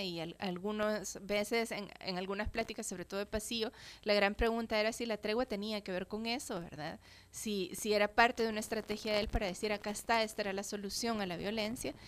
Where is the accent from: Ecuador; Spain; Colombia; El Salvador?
El Salvador; somos personas salvadoreñas